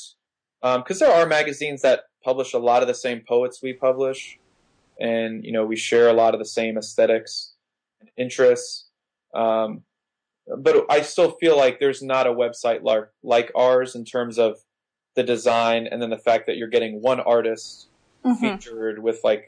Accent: Miami, Florida, United States; I grew up in Miami.

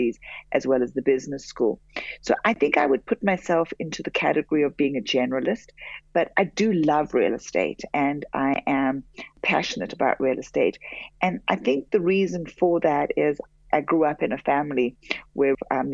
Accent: Johannesburg, Gauteng, South Africa; moved away as an adult; also born or lived in Europe / United States; I grew up in Johannesburg. I'm very proudly South African

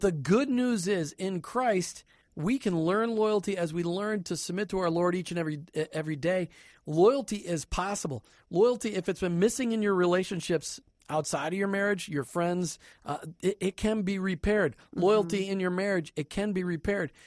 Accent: Minnesota, United States; moved away; I'm from Minnesota.

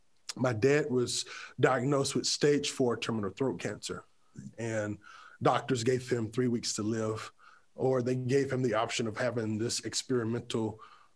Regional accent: Creedmoor, North Carolina, United States; I grew up in a city called Creedmoor, North Carolina.

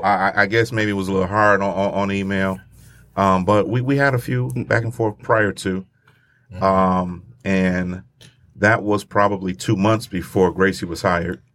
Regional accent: Grand Rapids, Michigan, United States; my hometown

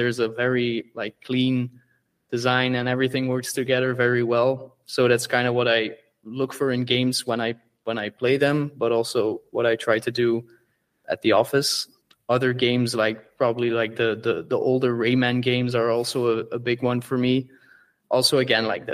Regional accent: Belgium; where we're from, we're from Belgium

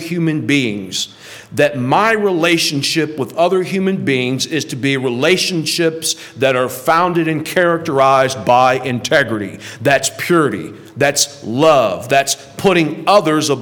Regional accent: St. Louis, Missouri, United States; moved away; I grew up in right outside of St. Louis, where my grandmother lives.

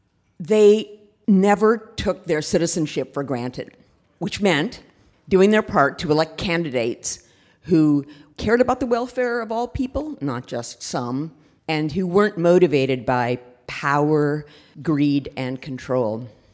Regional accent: Minneapolis, Minnesota, United States; We moved to Minneapolis in 1960. I was 4 at the time

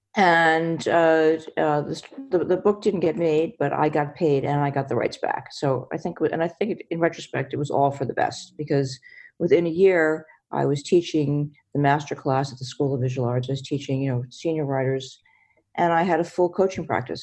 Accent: New York, United States; I'm from New York

